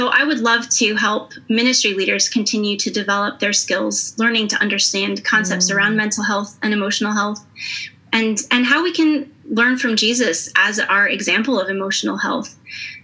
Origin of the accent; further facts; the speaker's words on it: United States; moved away as an adult; now in Maastricht, Netherlands; I am an American, but I've been living in Maastricht in the Netherlands for the past 6 years